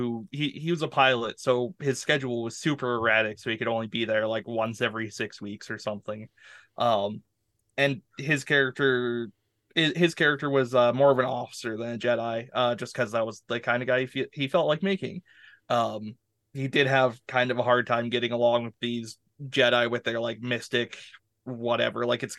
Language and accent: English; Canada; a hockey's my game as a Canadian, so I got nothing here.